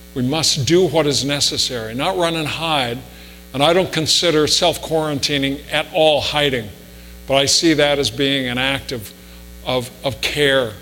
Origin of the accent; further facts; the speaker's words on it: Spokane, Washington, United States; I was a kid growing up in Spokane